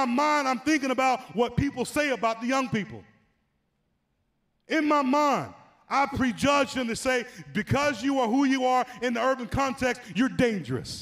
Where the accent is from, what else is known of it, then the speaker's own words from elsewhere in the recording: Atlanta, Georgia, United States; moved away; when I was 10 years old, growing up in Atlanta